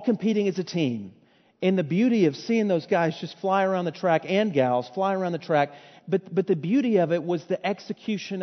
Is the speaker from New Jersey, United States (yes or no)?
no; Fort Worth, Texas, United States; I was born and raised in Fort Worth